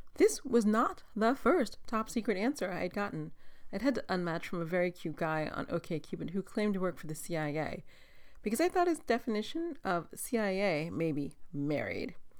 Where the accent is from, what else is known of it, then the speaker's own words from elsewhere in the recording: East Coast, United States; moved away; I grew up on the East Coast